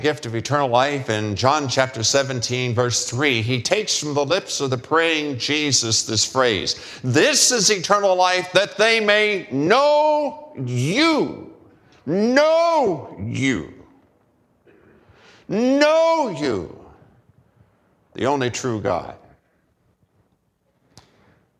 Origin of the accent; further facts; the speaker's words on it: United States; as American male